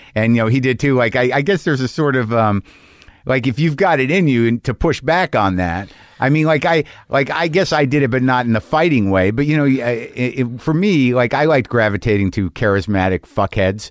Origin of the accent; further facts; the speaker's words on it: New Mexico, United States; I grew up in New Mexico